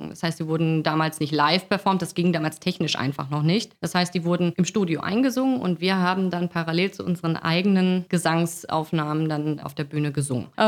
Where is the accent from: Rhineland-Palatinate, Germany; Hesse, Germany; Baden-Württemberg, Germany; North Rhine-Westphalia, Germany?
North Rhine-Westphalia, Germany; Gelsenkirchen; Ich bin ein richtiges Pottkind und Gelsenkirchen ist halt mein Zuhause, meine Heimat.